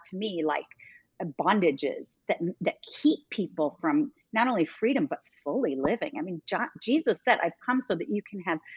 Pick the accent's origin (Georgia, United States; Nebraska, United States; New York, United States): New York, United States; now in Dallas, United States; because when I came to Dallas from New York, I didn't fit in.